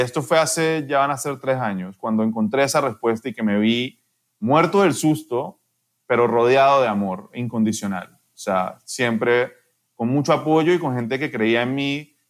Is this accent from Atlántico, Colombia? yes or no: no; Cali, Valle del Cauca, Colombia; moved away as an adult; also born or lived in France; now in Panama; crecí en Colombia, mis papás lograron crecer una empresa mucho, o sea, crecí en una familia que, que me entregó todo, o sea, era clase alta en Cali